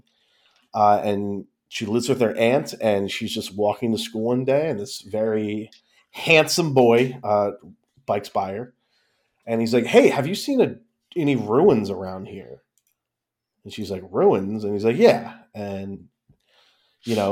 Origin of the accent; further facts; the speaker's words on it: United States; I'm an American.